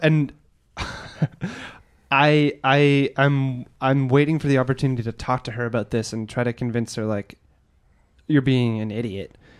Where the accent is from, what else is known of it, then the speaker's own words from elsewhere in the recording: Edmonton, Alberta, Canada; moved away; I'm from Edmonton